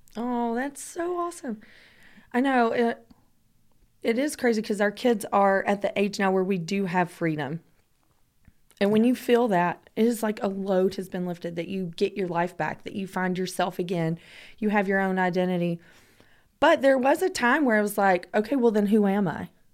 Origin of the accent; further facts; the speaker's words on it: Georgia, United States; I'm from Georgia